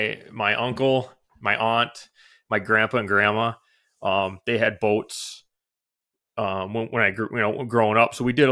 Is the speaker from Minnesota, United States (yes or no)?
yes; Forest Lake, Minnesota, United States; So I was born in Minnesota, Forest Lake, Minnesota. So that's where I spent most of my life, really. I was born there.